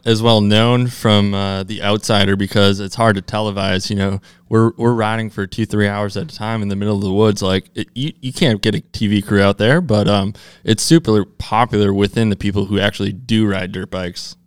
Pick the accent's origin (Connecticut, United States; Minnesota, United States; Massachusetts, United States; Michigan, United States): Minnesota, United States; I grew up in Minnesota